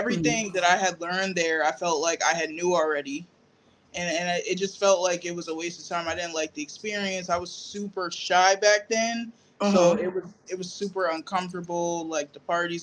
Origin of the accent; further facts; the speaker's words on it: Greenwich, Connecticut, United States; also born or lived in Norwalk / Bridgeport; now in Stratford, United States; I'm from like Fairfield County. I was born and raised in Greenwich.